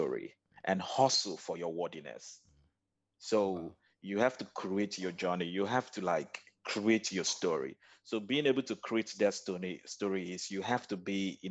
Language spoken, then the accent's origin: English; Lagos, Nigeria; moved away as an adult; also born or lived in Nnewi South, Anambra State, Nigeria; now in Kuala Lumpur, Malaysia; I was born and bred in Lagos, Nigeria.